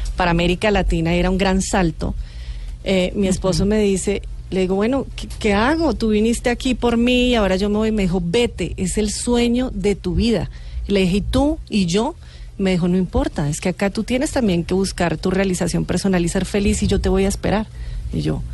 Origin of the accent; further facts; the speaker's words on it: Colombia; Como colombiana